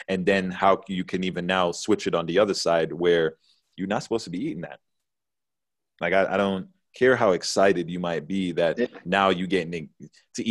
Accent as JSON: {"language": "English", "country": "Jamaica", "moved": "yes", "lives_now": "United States"}